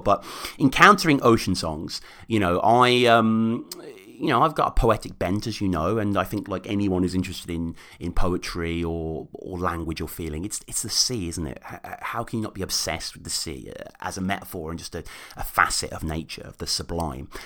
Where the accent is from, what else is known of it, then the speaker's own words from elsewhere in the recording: Birmingham, West Midlands, United Kingdom; moved away as an adult; now in Oxford, United Kingdom; Birmingham, uh, my hometown. I'm in living Oxford at the moment